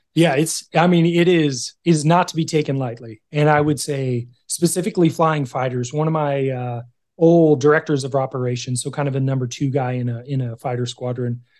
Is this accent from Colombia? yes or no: no; California, United States; I grew up in California